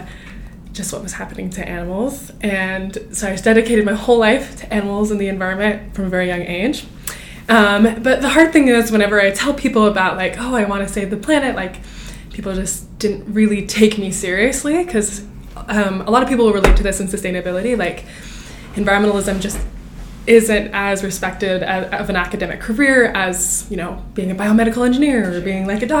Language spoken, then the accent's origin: English; Draper, Utah, United States; I was born and raised in Draper, Utah